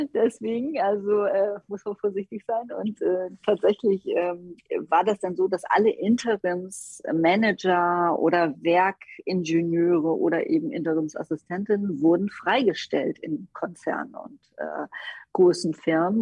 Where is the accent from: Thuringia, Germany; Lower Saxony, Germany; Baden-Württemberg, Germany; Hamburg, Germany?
Hamburg, Germany; als Hamburgerin